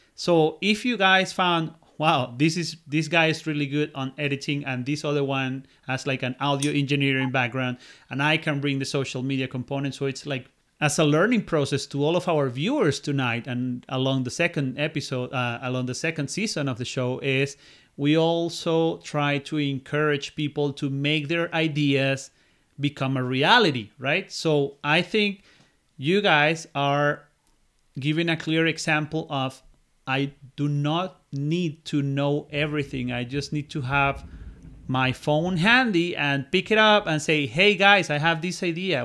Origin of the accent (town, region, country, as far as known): Venezuela; moved away as an adult